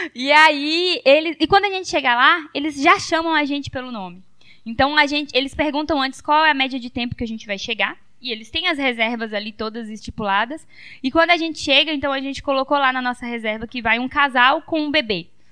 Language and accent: Portuguese; Teixeira, Brazil; now in São Mateus, Brazil; a gente é de Teixeira, né? Meu pai ainda mora por lá